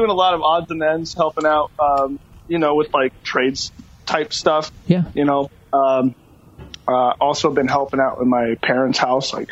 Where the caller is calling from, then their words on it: Kirkland, Washington, United States; I am at a friend's house in Kirkland, down the street from my house.